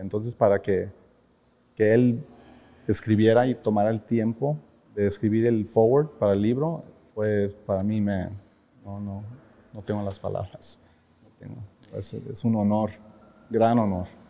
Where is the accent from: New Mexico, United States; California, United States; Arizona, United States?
California, United States; Long Beach; Yo, yo soy nacido de Long Beach, ah, born and raised